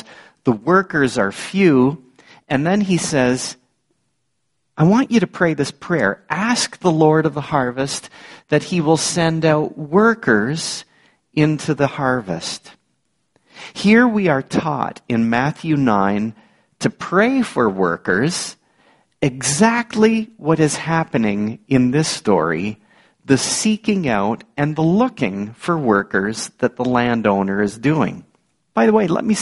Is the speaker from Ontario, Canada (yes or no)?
yes; Niagara Falls, Ontario, Canada; growing up in the Niagara region, one of my seasonal jobs was on a farm. My uncle and my cousins were ready to risk it on this teenage city boy from Niagara Falls